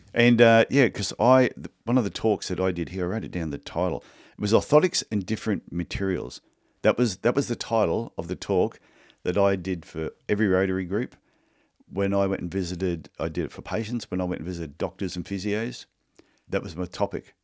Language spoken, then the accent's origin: English; Australia; I'm not Canadian, I'm Australian.